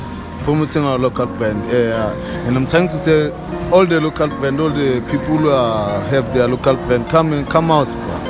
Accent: Davidsonville, Gauteng, South Africa; Davidson, I'm from Davidson.

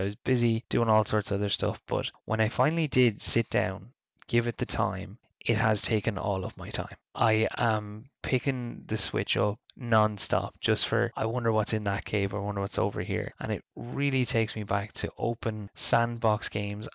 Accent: Ireland; I'm Irish in Ireland.

